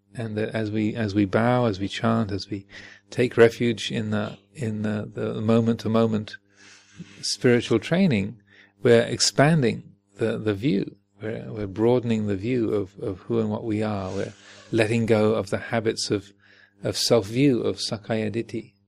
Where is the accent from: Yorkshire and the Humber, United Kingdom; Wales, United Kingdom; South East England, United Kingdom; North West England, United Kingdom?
South East England, United Kingdom; Kent; moved away; also born or lived in United States; I'm British and American, and so I'm so. Uh, and I was born in in Kent